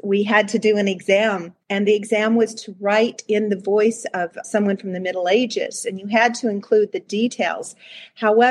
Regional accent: United States; also born or lived in Canada; we lived in the States

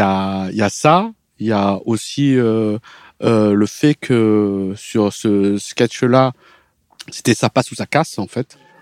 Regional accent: France; en tant qu'occidental, en tant que français

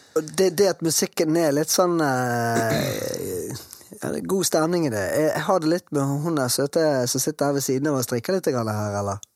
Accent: Bergen, Vestland, Norway; bergensere så vi er jo glad i å prate veldig mye

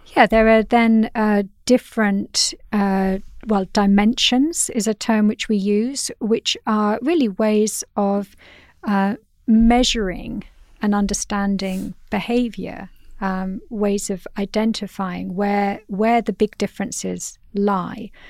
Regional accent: United Kingdom; as a Brit

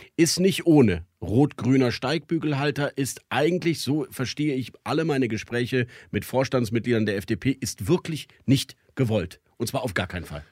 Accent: Cologne, North Rhine-Westphalia, Germany; in meiner Heimat Köln

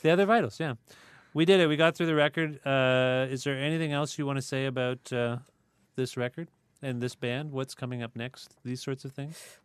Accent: Cambridge, Ontario, Canada; I grew up in Cambridge

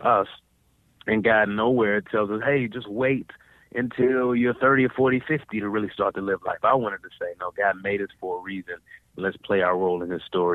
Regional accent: Dallas, Texas, United States; I grew up in Dallas, Texas

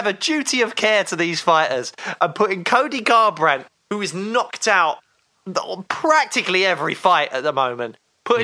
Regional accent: United Kingdom; Being a Brit

